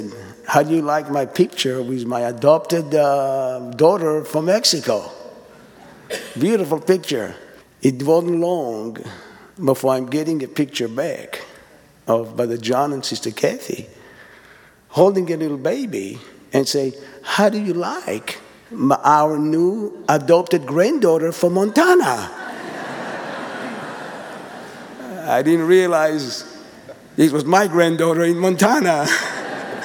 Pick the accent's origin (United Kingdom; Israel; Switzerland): Israel; English is a second language; now in East Texas, United States; I'm the other family from Israel